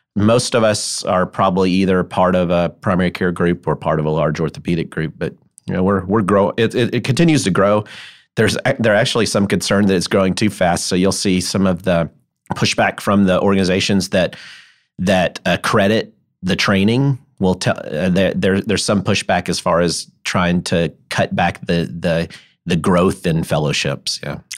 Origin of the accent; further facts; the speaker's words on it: Memphis, Tennessee, United States; I grew up in Memphis.